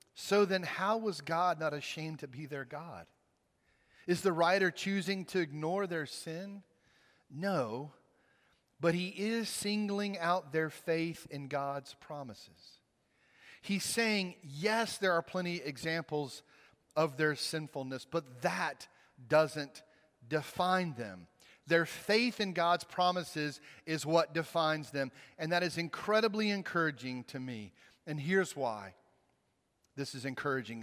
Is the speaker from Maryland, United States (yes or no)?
no; Mississippi, United States; moved away as an adult; now in Virginia, United States; I grew up in Mississippi. I spent the first twenty-three years of my life there